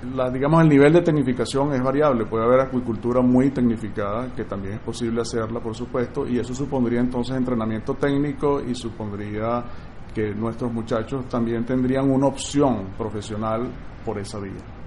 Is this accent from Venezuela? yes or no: yes; Venezuela; nosotros como, como venezolanos